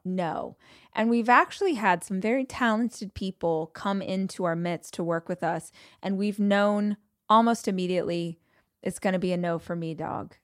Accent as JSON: {"language": "English", "region": "Southern California", "country": "United States", "said": "If you are born and raised in California, Southern California"}